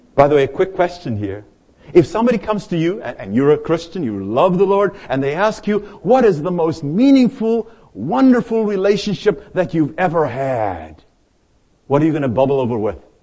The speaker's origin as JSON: {"language": "English", "country": "South Africa", "moved": "as an adult", "lives_now": "United States", "said": "I arrived here in the United States from my home country, South Africa. I was 25 years of age"}